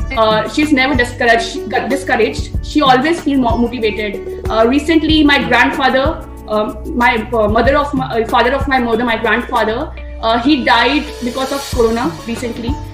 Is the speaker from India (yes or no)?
yes; Jodhpur, Rajasthan, India; my hometown is Jodhpur, Rajasthan